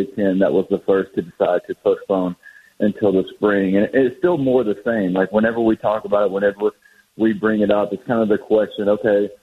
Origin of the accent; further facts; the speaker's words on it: Shreveport, Louisiana, United States; now in Baton Rouge, United States; My hometown, Shreveport, which is in the northwest part of Louisiana